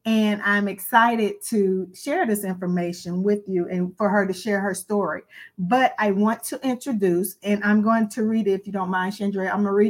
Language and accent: English; Hampton Roads, Virginia, United States; now in Chester, United States; I am from Hampton Roads, Virginia, but I reside in Chester, South Carolina.